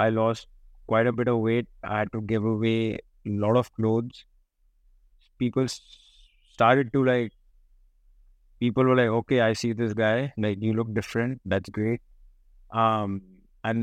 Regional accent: Kolkata, West Bengal, India; moved away as an adult; also born or lived in United States; I was born in Calcutta.

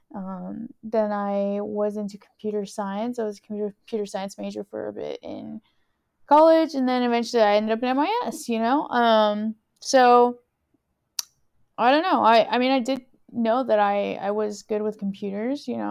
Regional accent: Houston, Texas, United States; also born or lived in California / College Station, Texas; I am originally from California. Um, my parents are Salvadorian, so that is, uh, my ethnicity. I'm first gen American, Salvadorian, and when I was around ten years old, we moved to Texas. And, uh, we moved to Houston, which is kind of where I've been living ever since.

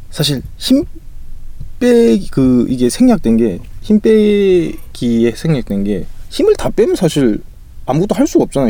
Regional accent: Busan, South Korea; 부산 출신이어가지고

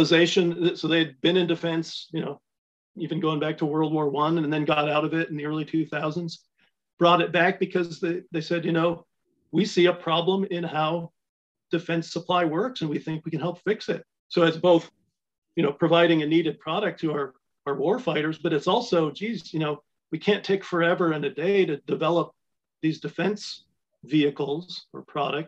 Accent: Ironwood, Michigan, United States; my hometown of Ironwood

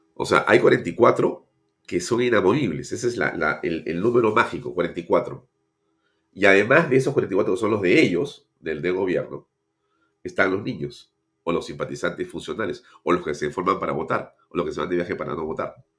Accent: Lima, Peru; los, que hemos nacido en Lima, todos tenemos vinculación con provincia

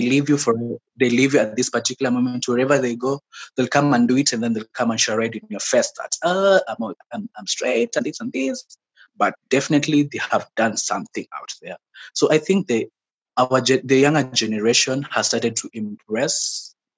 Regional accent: Mombasa, Mombasa County, Kenya; now in Nairobi, Kenya; I was born and raised in Mombasa, mm-hmm. in the coastal region of Kenya. Yeah, that's where I grew up.

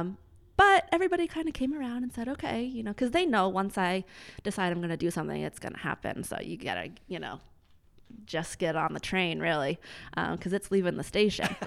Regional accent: Lowell, Massachusetts, United States; I grew up in Lowell, went to Andover Public Schools

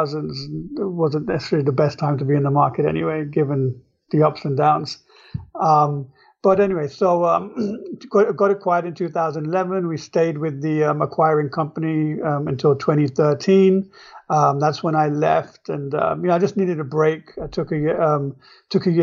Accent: England, United Kingdom; moved away as an adult; now in New York, United States; I grew up in England, and I was at the University of London

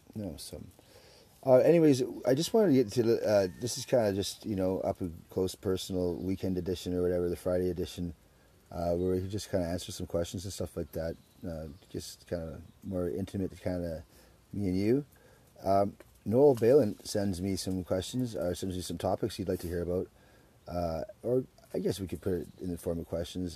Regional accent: Surrey, British Columbia, Canada; moved away as an adult; also born or lived in Alberta / Edmonton; now in Victoria, Canada; I grew up in Surrey

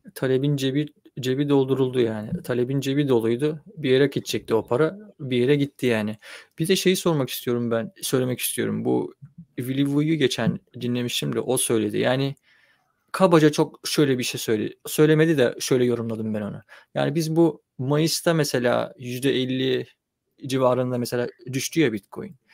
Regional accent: Çanakkale, Turkey; ben Çanakkale'de büyüdüm

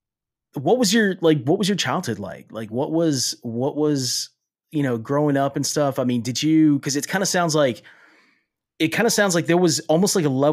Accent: Falfurrias, Texas, United States; My hometown is a really

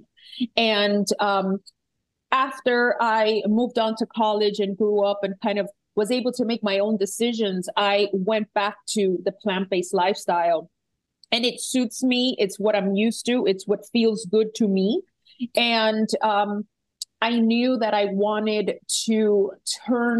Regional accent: Puerto Rico; I am from Puerto Rico

